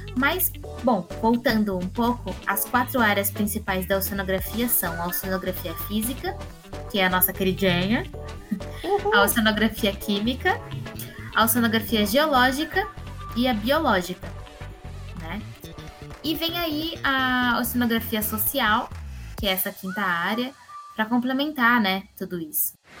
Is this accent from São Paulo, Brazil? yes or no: yes; Campinas, São Paulo, Brazil; eu sou nascida em Campinas